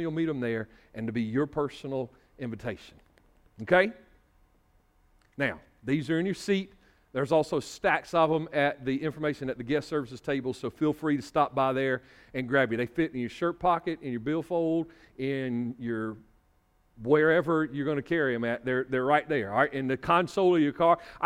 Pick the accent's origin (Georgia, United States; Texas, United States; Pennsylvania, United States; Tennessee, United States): Georgia, United States; Northeast; moved away; where I was from in Northeast Georgia